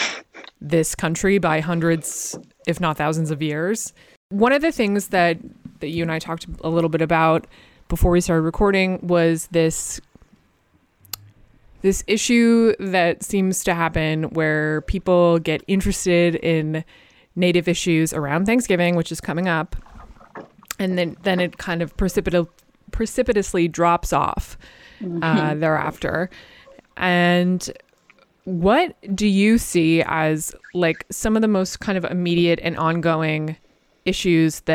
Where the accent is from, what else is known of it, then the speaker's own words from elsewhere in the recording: Massachusetts, United States; I am from Massachusetts